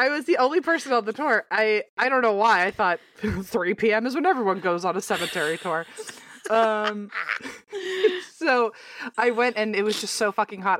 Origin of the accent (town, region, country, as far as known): Virginia, United States; born or raised there; moved away